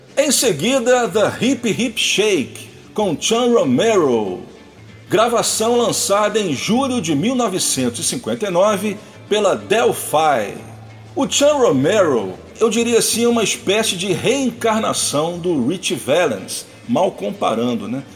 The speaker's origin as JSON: {"language": "Portuguese", "country": "Brazil", "said": "nós meros brasileiros mortais"}